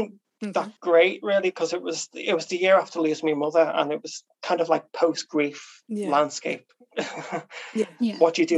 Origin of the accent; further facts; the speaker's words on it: Liverpool, North West England, United Kingdom; now in Crosby, United Kingdom; I'm actually from a place called Highton, which is the east of Liverpool